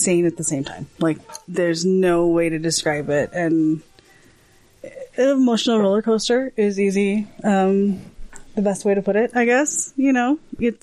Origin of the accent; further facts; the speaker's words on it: Chicago, Illinois, United States; also born or lived in Gainesville, Florida; now in Utah, United States; I'm originally from Chicago.